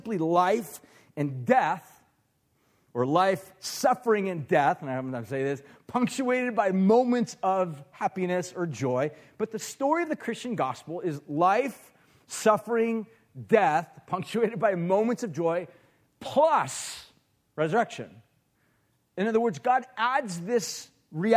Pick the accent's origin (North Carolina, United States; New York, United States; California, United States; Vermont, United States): California, United States; Huntington Beach; I grew up in Huntington Beach. That's kind of where I'm from. Orange County is where I came from